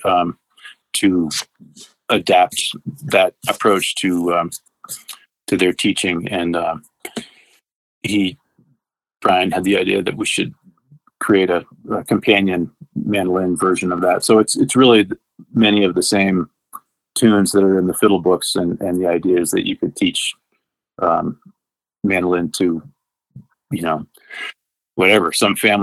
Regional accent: outside of Boston, Massachusetts, United States; moved away; I did grow up back east in outside of Boston

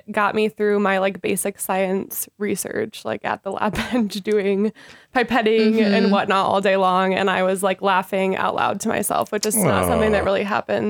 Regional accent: Iowa, United States; I have grown up in Iowa my whole life, and I went to the University of Iowa for undergrad, so I love it here.

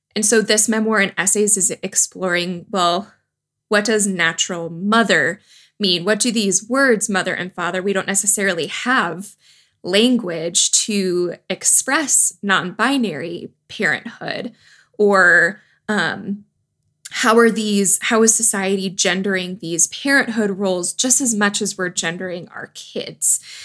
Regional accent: Wisconsin, United States; I grew up in Wisconsin.

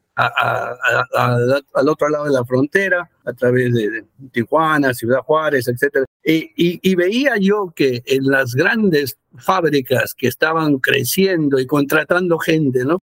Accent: Peru; now in United States; en Perú, de donde yo soy

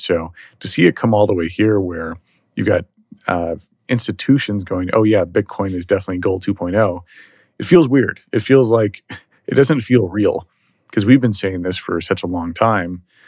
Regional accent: Dallas, Texas, United States; also born or lived in San Francisco; now in Texas, United States; I'm originally from Dallas, left Dallas, went to San Francisco

